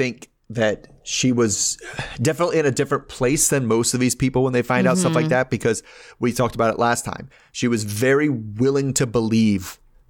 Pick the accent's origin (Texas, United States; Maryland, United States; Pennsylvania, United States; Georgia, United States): Maryland, United States; Baltimore; I'm from Baltimore, right?